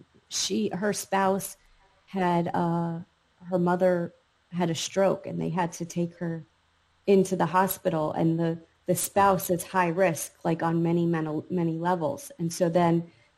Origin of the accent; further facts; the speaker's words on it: New York, United States; moved away; also born or lived in North Carolina; when I grew up in New York, my identity was very much forged by my surroundings